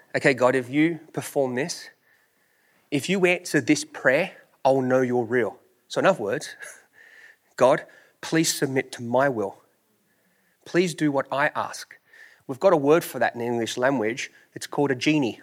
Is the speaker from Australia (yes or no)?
yes; Australia; moved away; I'm from Australia